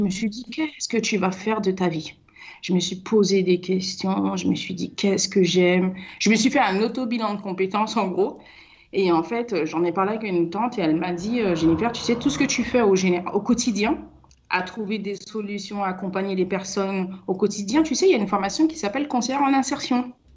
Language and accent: French; Seine-Saint-Denis, Île-de-France, France; also born or lived in French Guiana; now in Essonne, France; je suis arrivée en France, j'avais 5 ans, dans le 93, où j'ai grandi.